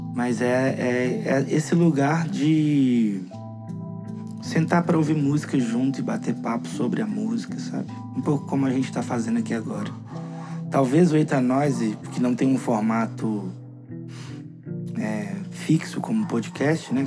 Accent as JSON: {"language": "Portuguese", "town": "Contagem", "region": "Minas Gerais", "country": "Brazil", "tie": "born or raised there", "also_born_or_lived": "Belo Horizonte", "said": "Eu Nasci em Belo Horizonte e cresci em Contagem."}